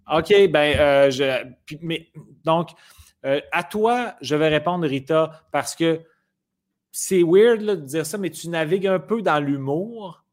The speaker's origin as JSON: {"language": "French", "town": "Quebec City", "region": "Quebec", "country": "Canada", "said": "Je viens de Québec"}